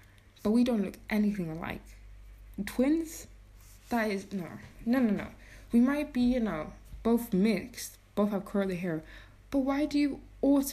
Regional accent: England, United Kingdom; now in Iceland; I grew up in England

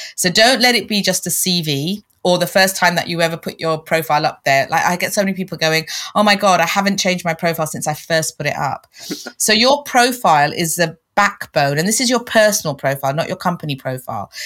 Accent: London, United Kingdom; moved away as an adult; also born or lived in Canada; I was born and bred in London as well

